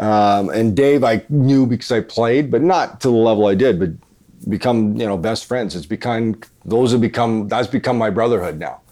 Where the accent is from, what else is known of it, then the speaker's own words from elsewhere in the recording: about an hour from Dauphin, Manitoba, Canada; Dauphin, Manitoba, which is about an hour away from my hometown.